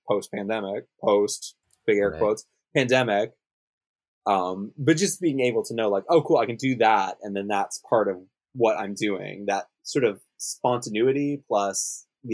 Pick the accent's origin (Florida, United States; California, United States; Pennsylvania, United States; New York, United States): California, United States; Los Angeles; born or raised there; moved away as an adult; now in Tokyo, Japan